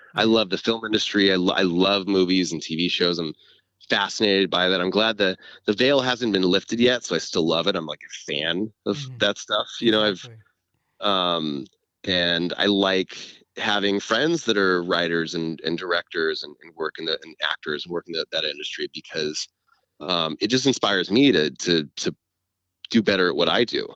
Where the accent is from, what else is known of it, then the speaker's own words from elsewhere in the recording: California, United States; I grew up in California